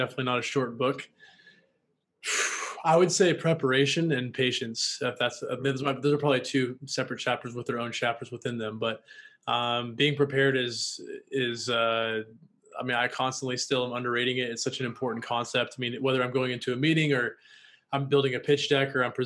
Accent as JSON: {"language": "English", "region": "Washington", "country": "United States", "also_born_or_lived": "Los Angeles, United States", "moved": "yes", "lives_now": "Austin, United States", "said": "I'm from Washington State"}